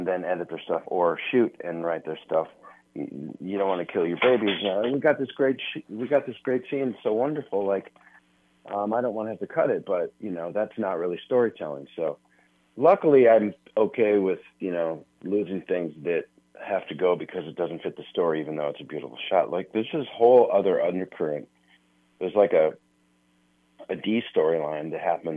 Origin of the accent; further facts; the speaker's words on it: Minneapolis, Minnesota, United States; my hometown of Minneapolis